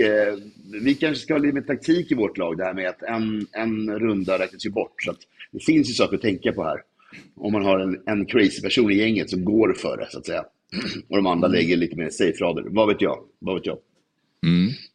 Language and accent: Swedish; Stockholm, Stockholm County, Sweden; Jag är från Vasastan